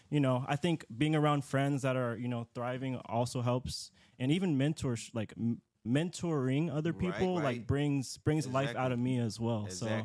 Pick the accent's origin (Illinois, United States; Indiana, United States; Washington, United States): Washington, United States; Seattle; You know, I'm here from Seattle.